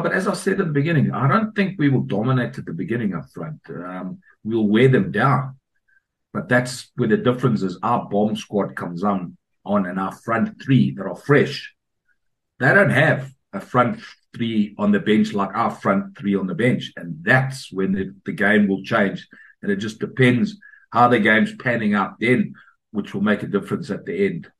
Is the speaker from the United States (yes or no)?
no; South Africa; moved away; also born or lived in Scotland; I was brought up in South Africa